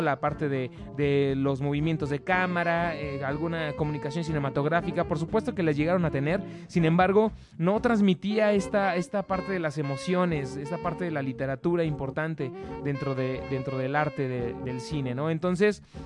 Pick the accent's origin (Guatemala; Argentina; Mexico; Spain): Mexico; Nosotros como mexicanos